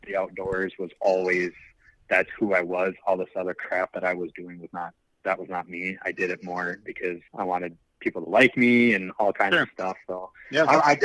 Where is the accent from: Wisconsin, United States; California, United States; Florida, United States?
Wisconsin, United States; I live, born and raised in Wisconsin